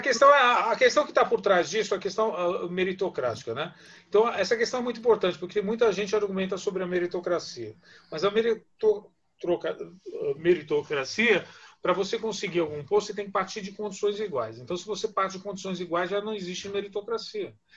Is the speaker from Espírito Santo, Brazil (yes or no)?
no; Vila Maria, São Paulo, Brazil; Eu também sou, eu também venho da periferia, venho da Vila Maria